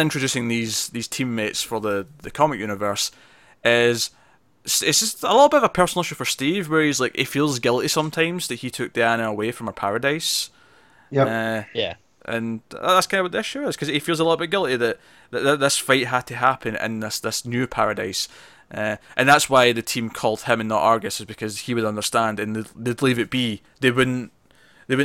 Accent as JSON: {"language": "English", "region": "Scotland", "country": "United Kingdom", "said": "I'm Scottish"}